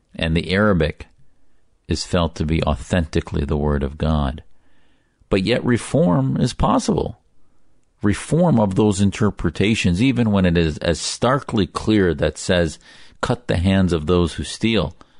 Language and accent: English; United States; I, as a loyal American, joined the U S Navy